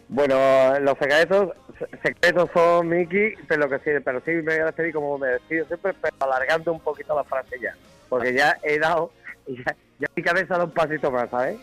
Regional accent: Cádiz, Andalusia, Spain; Yo, el primer don que tengo es haber nacido en el barrio Santa María. El segundo es ser de Cádiz. El tercero es ser andaluz

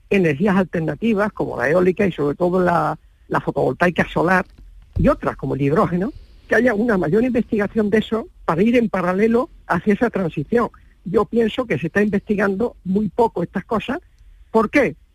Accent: Huelva, Andalusia, Spain; mañana me hacen onubense del año en Huelva

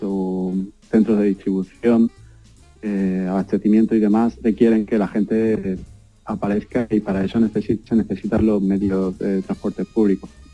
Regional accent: Barbate, Andalusia, Spain; moved away as an adult; also born or lived in Seville / Stuttgart / Berlin / Düsseldorf; now in New York, United States; cuando salí de Barbate, pues fui a Sevilla a estudiar

